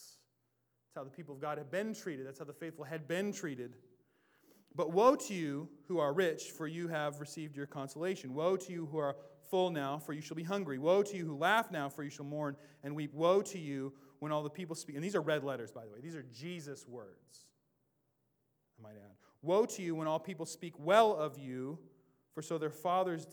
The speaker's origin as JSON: {"language": "English", "region": "Washington", "country": "United States", "tie": "born or raised there", "said": "I grew up in Washington"}